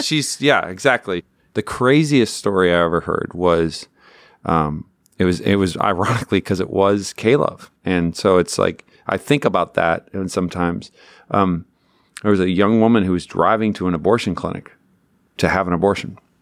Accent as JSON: {"language": "English", "region": "Newfoundland and Labrador", "country": "Canada", "tie": "born or raised there", "said": "I grew up in Newfoundland, Canada"}